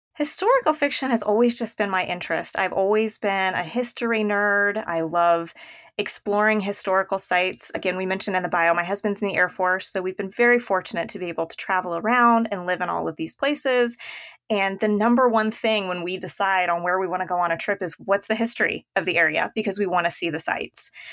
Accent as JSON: {"language": "English", "region": "Indiana", "country": "United States", "moved": "yes", "said": "my husband's from Illinois and I'm from Indiana"}